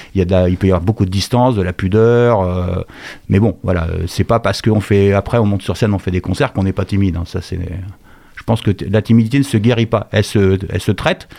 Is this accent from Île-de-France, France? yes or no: no; Angers, Pays de la Loire, France; also born or lived in Bourges; je suis né à Bourges en 1964 et je suis arrivé à Angers en 1970.